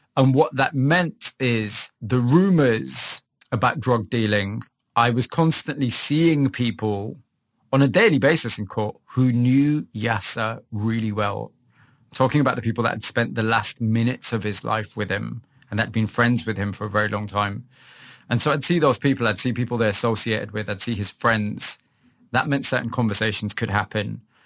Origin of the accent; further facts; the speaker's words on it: Huddersfield, Yorkshire and the Humber, United Kingdom; moved away as an adult; also born or lived in Leeds / Manchester; I was born in Huddersfield. I'd say very kind of average working class family. I'm the son of immigrants. So my parents came from Pakistan in uh, in the late 60s